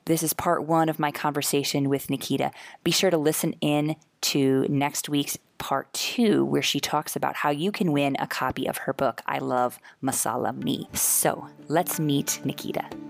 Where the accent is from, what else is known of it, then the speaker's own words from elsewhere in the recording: United States; now in India; I'm from the US